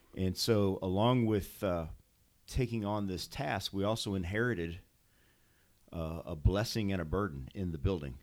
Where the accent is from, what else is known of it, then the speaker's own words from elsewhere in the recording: St. Louis, Missouri, United States; moved away as an adult; also born or lived in Bosnia; I grew up in Saint Louis, out in the county. And, uh, consider this my hometown